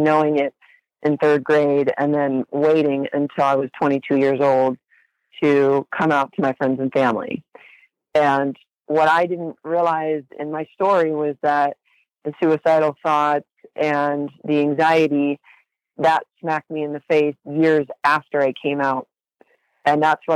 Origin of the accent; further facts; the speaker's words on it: Huntington Beach, California, United States; I grew up in Huntington Beach in Orange County. My whole life I've lived in California